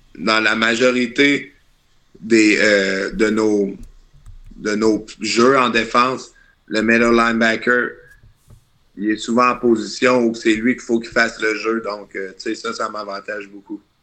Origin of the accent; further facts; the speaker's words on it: Charny, Quebec, Canada; moved away; Je viens de, je viens de Québec, un petit gars de Charny